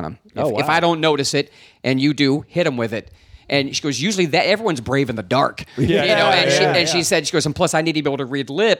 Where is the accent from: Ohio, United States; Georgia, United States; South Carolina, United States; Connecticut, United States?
Ohio, United States; also born or lived in Pittsburgh, Pennsylvania; I'm from Ohio. I was born in Pittsburgh, raised in Ohio.